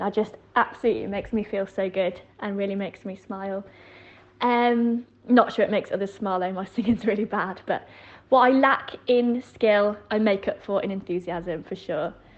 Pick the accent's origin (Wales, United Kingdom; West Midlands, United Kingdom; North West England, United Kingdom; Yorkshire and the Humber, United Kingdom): Yorkshire and the Humber, United Kingdom; I grew up in West Yorkshire